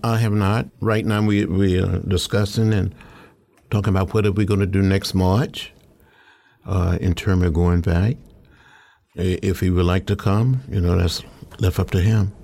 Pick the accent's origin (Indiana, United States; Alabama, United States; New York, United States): Alabama, United States; also born or lived in Georgia; growing up in Alabama